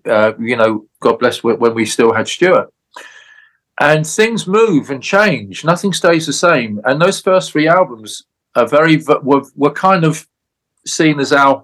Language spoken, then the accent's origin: English; London, United Kingdom; I'm from London. I'm not a Scots guy